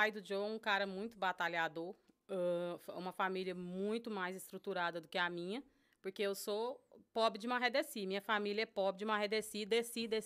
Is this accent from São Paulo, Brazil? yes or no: yes; Jundiaí, São Paulo, Brazil; born there; por mais que eu nasci em Jundiaí, eu nunca vivi em Jundiaí minha adolescência.